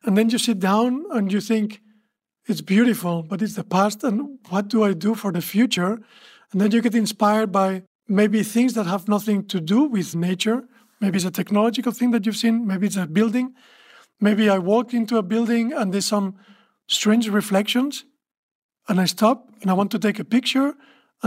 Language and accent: English; Barcelona, Catalonia, Spain; I'm from Barcelona